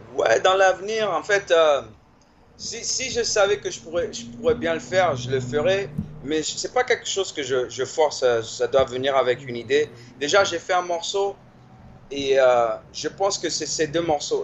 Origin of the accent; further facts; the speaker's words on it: Washington, District of Columbia, United States; also born or lived in Paris, France / Maryland, United States; j'ai grandi dans Washington et dans le Maryland, qui est l'État qui est à côté